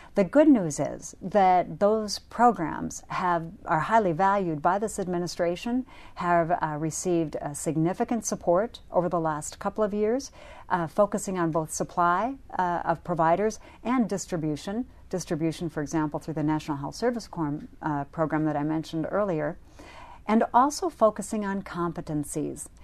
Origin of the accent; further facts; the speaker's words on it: North Dakota, United States; my home state, North Dakota